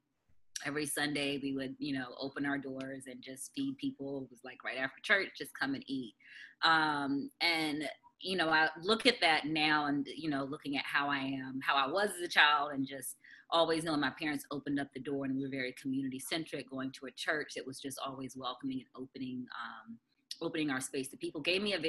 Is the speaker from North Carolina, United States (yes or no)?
yes; Durham, North Carolina, United States; I grew up in country Durham in the county, off a dirt road before RTP was built.